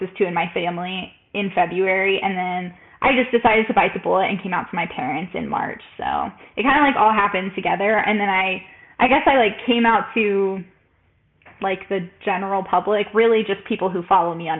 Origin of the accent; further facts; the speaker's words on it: El Paso, Texas, United States; moved away as an adult; also born or lived in Baltimore, Maryland; I'm 25. I grew up in El Paso, Texas, and I lived in Baltimore for 5 years